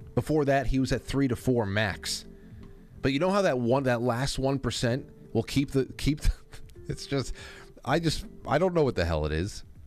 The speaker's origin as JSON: {"language": "English", "area": "Westchester", "region": "New York", "country": "United States", "tie": "born or raised there", "said": "my hometown, right? Ed Sullivan's from over here in Westchester"}